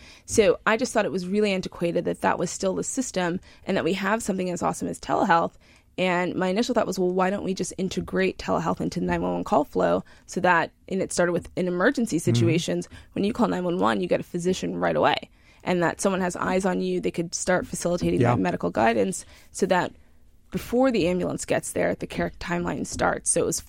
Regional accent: Huntington, New York, United States; Long Island, New York. Yeah. So from Huntington

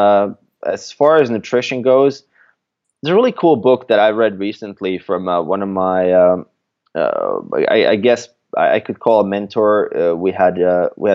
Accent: Croatia; I'm a Croatian.

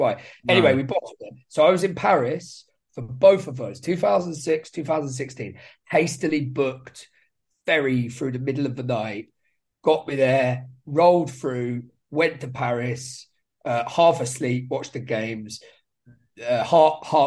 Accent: Brighton, South East England, United Kingdom; I was born in Brighton

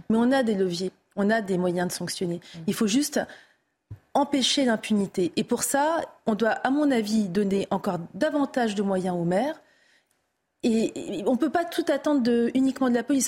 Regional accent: France; en tant que Française, citoyenne française

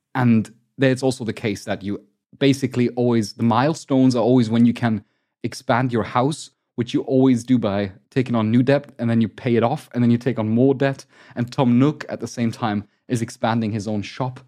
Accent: Germany; I'm from Germany

